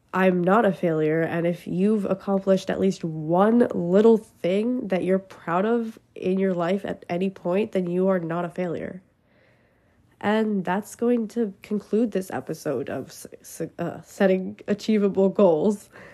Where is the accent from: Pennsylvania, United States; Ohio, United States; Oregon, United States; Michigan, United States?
Pennsylvania, United States; I'm from Pennsylvania